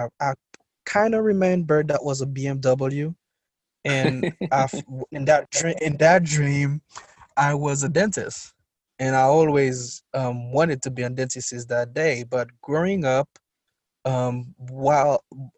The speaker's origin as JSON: {"language": "English", "town": "Port-au-Prince", "region": "Ouest", "country": "Haiti", "tie": "born or raised there", "said": "I was born and raised in Port-au-Prince, Haiti."}